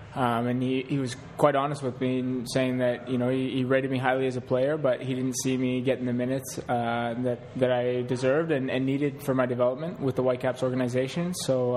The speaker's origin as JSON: {"language": "English", "country": "Canada", "said": "we're Canadian guys who've gone to Europe"}